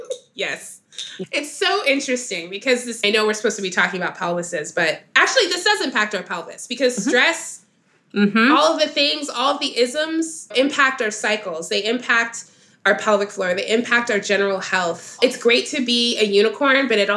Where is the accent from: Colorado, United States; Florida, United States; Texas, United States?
Texas, United States; Dallas; growing up in Dallas, Texas